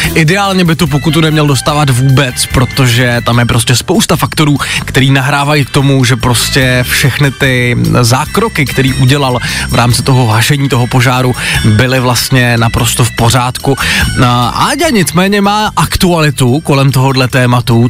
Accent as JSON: {"language": "Czech", "area": "Přerov", "region": "Olomouc Region", "country": "Czechia", "tie": "born or raised there", "said": "kousek od mého rodného města, já jsem z Předova"}